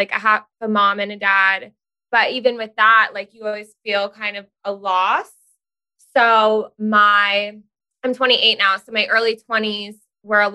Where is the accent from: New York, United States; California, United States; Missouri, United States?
New York, United States; Rockland; moved away; I grew up in Rockland.